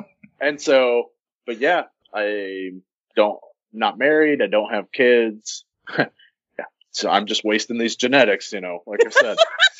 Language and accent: English; North Central Arkansas, United States; I'm from North Central Arkansas.